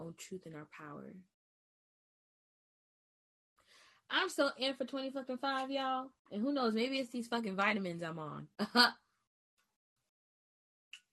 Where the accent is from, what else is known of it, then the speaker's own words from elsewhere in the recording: New York, United States; I'm from New York